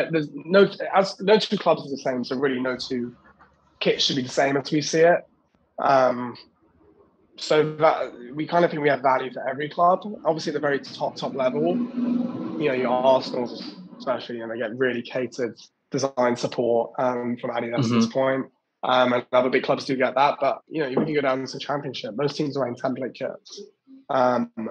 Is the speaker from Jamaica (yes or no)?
no; England, United Kingdom; now in London, United Kingdom; me as an Englishman working remotely from London